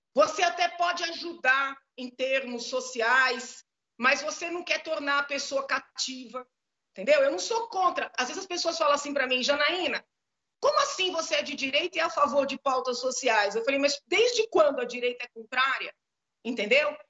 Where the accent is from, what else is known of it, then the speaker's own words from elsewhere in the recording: São Paulo, Brazil; Eu sou nascida, crescida em São Paulo